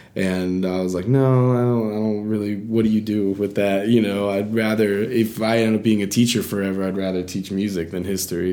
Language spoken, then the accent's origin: English; Atlanta, Georgia, United States; moved away as an adult; also born or lived in Boston / Nashville, Tennessee; I grew up in Atlanta, Georgia